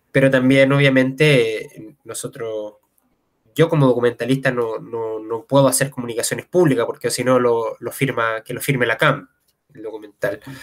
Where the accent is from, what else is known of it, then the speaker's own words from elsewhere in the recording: Santiago, Santiago Metropolitan Region, Chile; yo soy de Santiago